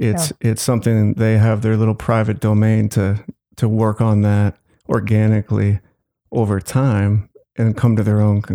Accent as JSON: {"language": "English", "town": "Glencoe", "region": "Illinois", "country": "United States", "tie": "born or raised there", "lives_now": "Evanston, United States", "said": "I grew up in Glencoe, which has money. I wouldn't say I was in the wealthy, but, you know, definitely I had the privilege of growing up in that town."}